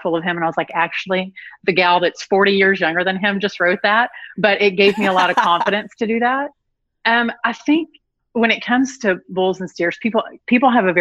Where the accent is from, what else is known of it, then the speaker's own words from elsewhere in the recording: Dumas, Texas, United States; accent: Southern; I'm from Dumas. So if you know the top part of Texas